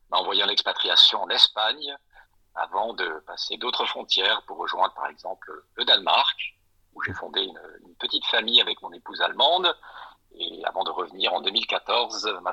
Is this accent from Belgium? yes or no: yes; Brussels, Brussels-Capital Region, Belgium; also born or lived in Strasbourg; now in France; Je suis né à l'étranger, à Bruxelles, de parents binationaux. J'ai grandi entre ces deux belles capitales européennes que sont Bruxelles et Strasbourg